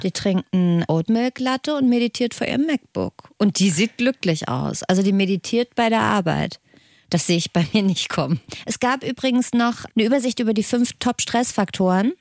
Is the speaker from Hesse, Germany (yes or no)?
yes; Hesse, Germany; Hessen, komme ich her